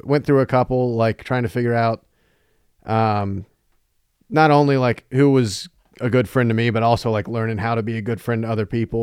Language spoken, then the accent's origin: English; North Carolina, United States; moved away as an adult; now in Chicago, United States; I'm from North Carolina originally